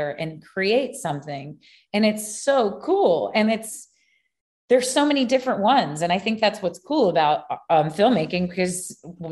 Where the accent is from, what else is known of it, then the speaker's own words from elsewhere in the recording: Baton Rouge, Louisiana, United States; also born or lived in New Orleans; I grew up in Baton Rouge, which is LSU